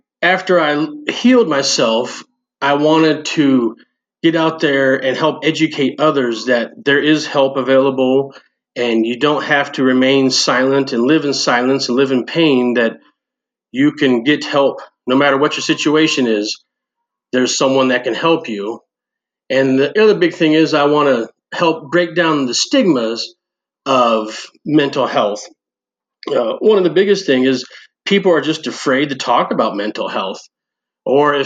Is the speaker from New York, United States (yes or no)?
no; Northern California, United States; moved away as an adult; also born or lived in Omaha; now in Bellevue, United States; I grew up in Northern California.